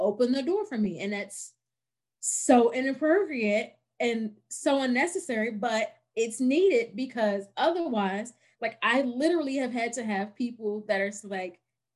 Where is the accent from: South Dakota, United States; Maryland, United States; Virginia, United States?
Virginia, United States; Virginia. I live in Central Virginia, like right outside of Charlottesville